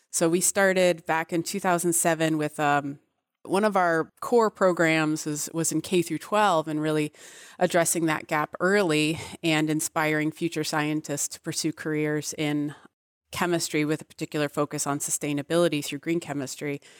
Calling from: Massachusetts, United States; I am in New England. I am just north of Boston.

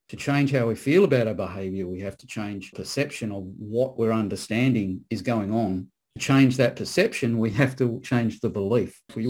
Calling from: Perth, Western Australia, Australia; I'm calling from Western Australia. I'm in Perth.

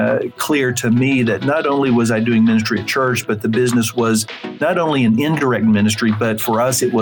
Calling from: Oklahoma City, Oklahoma, United States; I'm from our office in Oklahoma City.

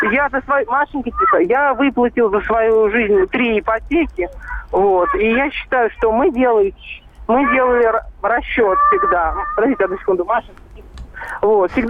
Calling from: Lipetsk, Lipetsk Oblast, Russia; Доброе утро, … Липецк.

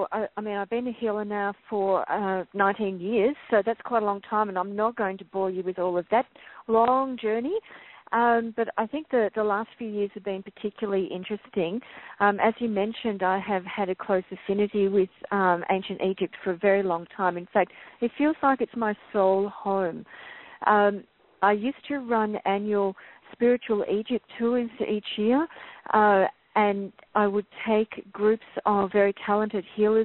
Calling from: Melbourne, Victoria, Australia; I'm calling in from Melbourne, and it's late Saturday afternoon here.

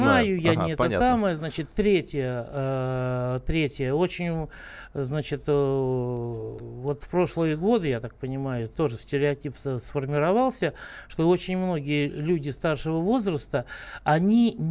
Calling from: Moscow, Russia; Я из Москвы

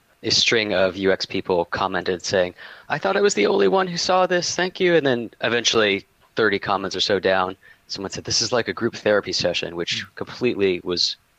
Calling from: Oakland, California, United States; Oakland, California.

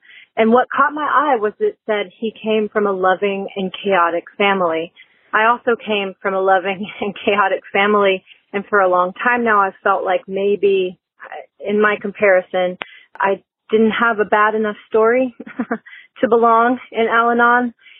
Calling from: California, United States; Hi, I'm calling from California.

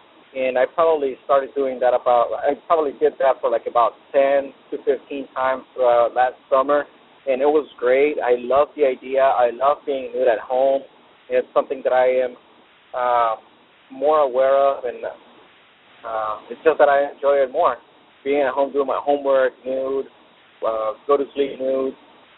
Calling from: San Diego, California, United States; I'm calling from San Diego.

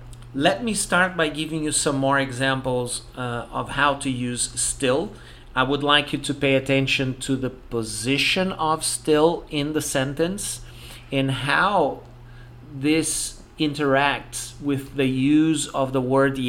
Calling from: Porto Alegre, Rio Grande do Sul, Brazil

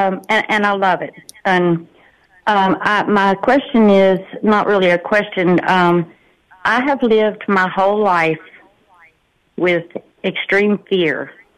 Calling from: Port Arthur, Texas, United States; I'm calling from Port Arthur, Texas.

